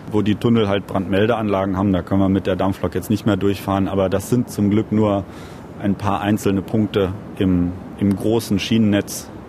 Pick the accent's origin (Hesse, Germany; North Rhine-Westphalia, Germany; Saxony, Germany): Hesse, Germany; Lorsbach; Also meine Hausstrecke tatsächlich, wo ich aufgewachsen bin, ist der Bahnhof Lorsbach und der liegt an der Strecke zwischen Frankfurt und Limburg.